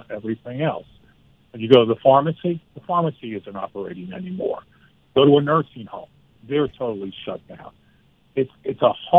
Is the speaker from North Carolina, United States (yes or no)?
yes; Black Mountain, North Carolina, United States; Well, you know, I set the books in my hometown, Black Mountain, North